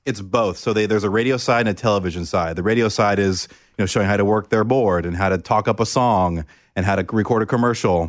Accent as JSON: {"language": "English", "town": "Oviedo", "region": "Florida", "country": "United States", "tie": "born or raised there", "moved": "as an adult", "said": "I grew up in Orlando, Florida, a small town called Oviedo"}